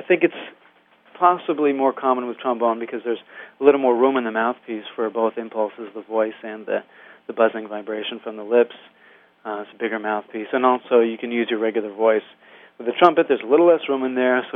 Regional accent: Vermont, United States; now in New York, United States; I was raised there in Vermont.

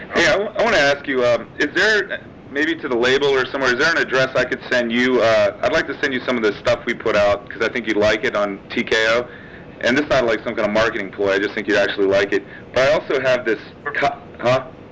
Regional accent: Richmond, Virginia, United States; moved away as an adult; I was raised in the South in Virginia

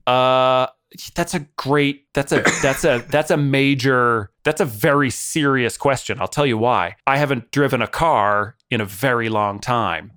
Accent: Boston, Massachusetts, United States; moved away as an adult; now in London, United Kingdom; I'm from Boston

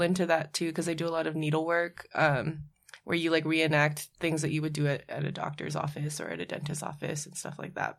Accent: Hawaii, United States; now in New York, United States; when I grew up in Hawaii, I would be excluded from spaces because of my last name

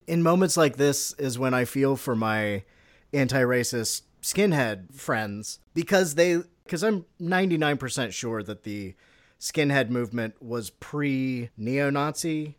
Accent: United States; I'm an American

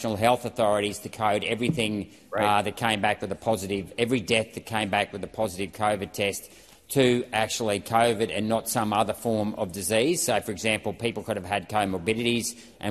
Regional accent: Chinchilla, Queensland, Australia; including maternity wards in my hometown of Chinchilla

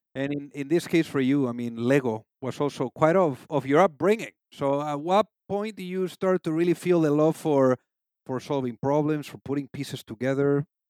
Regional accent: Spain; moved away; am originally from Spain

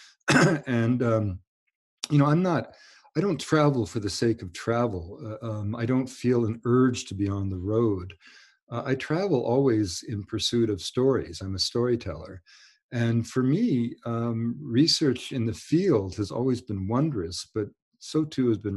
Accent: Canada; moved away; also born or lived in United States / Bowen Island; I was born Canadian

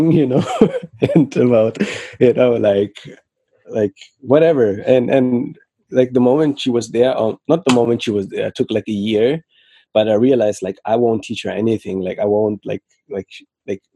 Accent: Frankfurt, Hesse, Germany; also born or lived in Senegal; I currently live in Germany, Frankfurt. And I was raised mainly here in Frankfurt.

